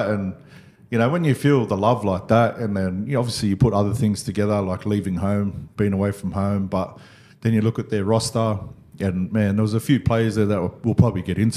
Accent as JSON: {"language": "English", "town": "Parramatta", "region": "New South Wales", "country": "Australia", "tie": "born or raised there", "said": "like I was, you know, born and raised in Parra."}